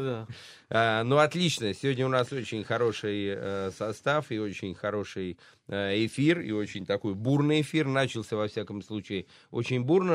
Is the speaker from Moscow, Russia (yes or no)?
no; Saratov, Saratov Oblast, Russia; из моего родного Э, Саратова, да. где я родился и прожил всю свою сознательную жизнь